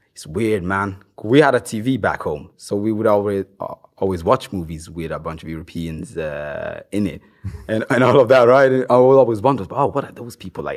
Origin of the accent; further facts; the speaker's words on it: Norway; first language Swahili; English is a second language; also born or lived in Democratic Republic of the Congo / Bergen, Norway; I started listening to hip hop when I first came to Norway. I didn't know it existed before I got to Norway when I was like eight.